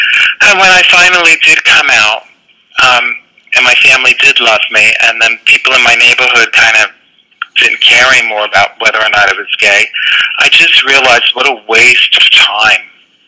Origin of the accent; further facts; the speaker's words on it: Bronx, New York, United States; Well, I grew up in the Bronx, and it was a pleasant neighborhood, but it was in the 70s